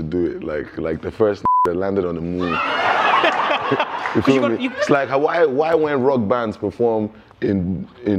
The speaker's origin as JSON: {"language": "English", "country": "Nigeria"}